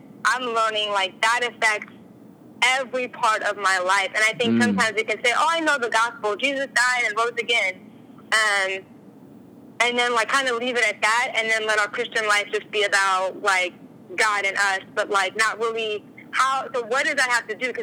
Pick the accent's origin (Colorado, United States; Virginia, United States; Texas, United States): Virginia, United States; also born or lived in New Jersey; now in California, United States; I grew up in Virginia and then lived in New Jersey for a while.